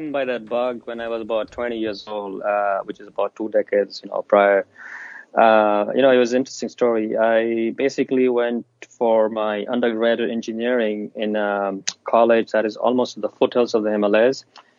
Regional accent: Tanzania; also born or lived in India / Zambia; when I was 5, my family, my parents, we moved from India to East Africa. So I grew up in Tanzania speaking Swahili and then later on in Zambia.

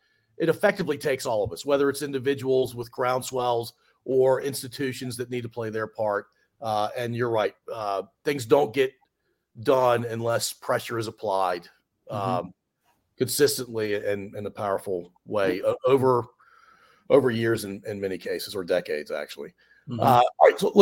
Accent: Washington metropolitan area, United States; I grew up in Commander territory. We called it the Redskins back in the day.

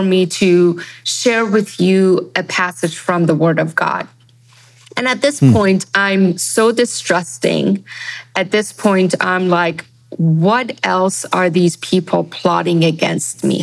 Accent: Iran; also born or lived in Germany; now in United States; Growing up in Iran, in schools

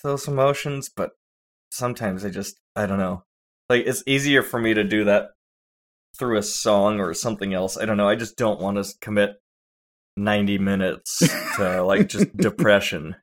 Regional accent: California, United States; I'm from California

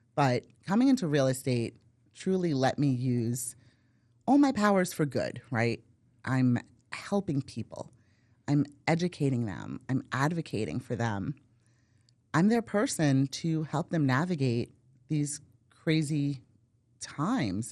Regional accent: Brooklyn, New York, United States; moved away as an adult; now in Valrico, United States; born and raised in Brooklyn

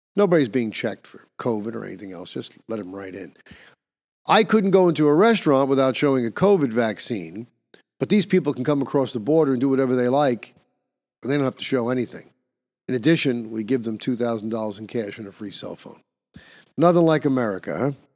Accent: New York, United States; the city of New York, my hometown

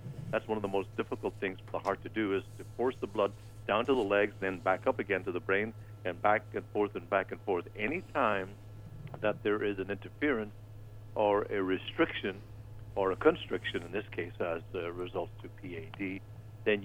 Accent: Ireland; moved away; I'm from Ireland.

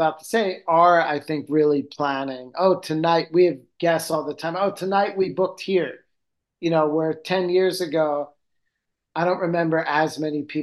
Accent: Philadelphia, Pennsylvania, United States; now in Rome, Italy; I'm from Philadelphia

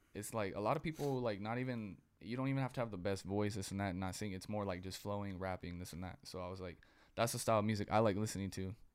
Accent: Dinuba, California, United States; I'm from Dinuba, like the 559 Fresno area. I was the only white kid in my school

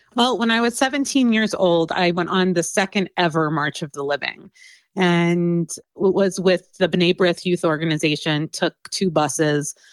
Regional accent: Cincinnati, Ohio, United States; moved away as an adult; also born or lived in Tel Aviv, Israel / Kfar Saba, Israel / New York; now in Colorado, United States; I grew up in Cincinnati, Ohio, and moved to Colorado.

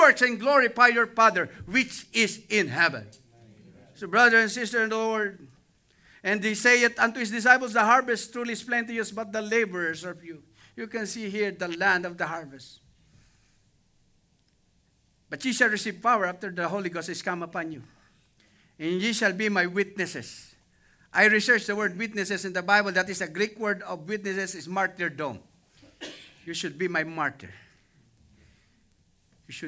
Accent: Cuenca, Batangas, Philippines; moved away; I am the only Baptist in my hometown, in my place in Cuenca, Batangas.

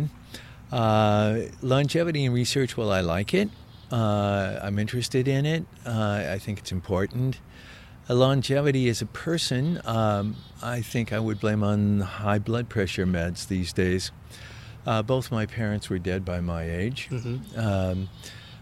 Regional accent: Chicago, Illinois, United States; moved away as an adult; now in Canada; I was born in Chicago. Chicago, Illinois

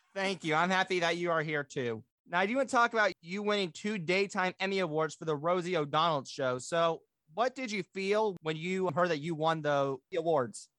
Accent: Bloomington, Indiana, United States; my hometown, the city of Bloomington, Indiana

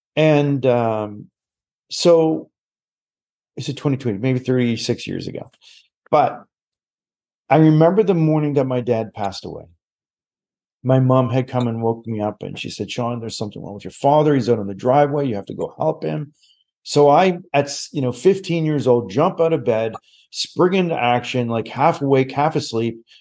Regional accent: Nova Scotia, Canada; moved away as an adult; also born or lived in Calgary; I am born and raised in Nova Scotia

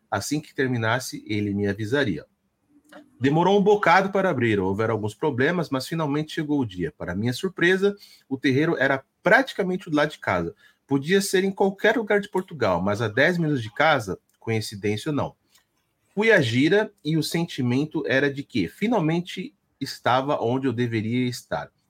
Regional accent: São Paulo, Brazil; Sou da Zona Leste de São Paulo, do Itaim Paulista. Nasci e cresci aí.

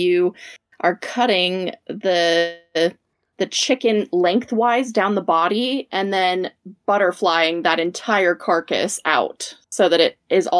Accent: Las Vegas, Nevada, United States; I'm from Las Vegas.

